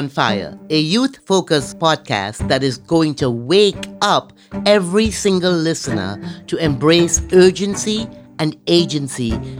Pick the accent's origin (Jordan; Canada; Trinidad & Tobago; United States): Trinidad & Tobago; Cheryl is a fellow Caribbean woman. I'm from Trinidad.